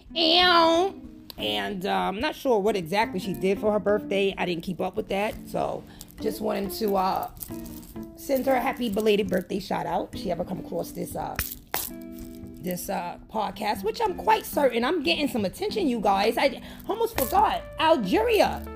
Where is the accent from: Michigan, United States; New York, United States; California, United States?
New York, United States; I'm from New York